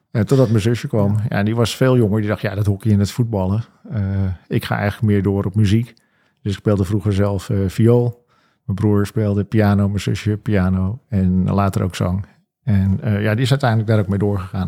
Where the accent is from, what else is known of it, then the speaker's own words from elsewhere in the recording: Alkmaar, North Holland, Netherlands; also born or lived in Venhuizen; toen ik vier was, kreeg mijn vader een nieuwe baan in Alkmaar. Zijn mijn ouders verhuisd naar Alkmaar